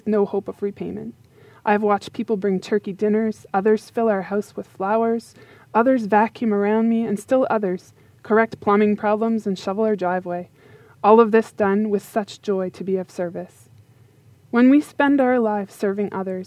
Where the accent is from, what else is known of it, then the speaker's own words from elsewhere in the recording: Yarmouth, Nova Scotia, Canada; moved away; I have just recently moved back to my hometown of Yarmouth, Nova Scotia, to be with my family for a while